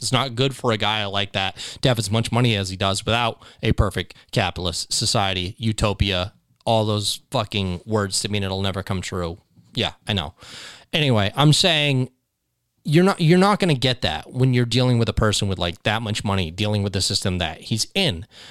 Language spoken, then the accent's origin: English; United States; I was from America